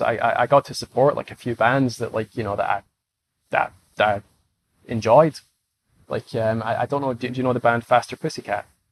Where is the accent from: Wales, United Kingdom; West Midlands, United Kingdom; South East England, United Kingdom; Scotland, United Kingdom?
Scotland, United Kingdom; I'm Scottish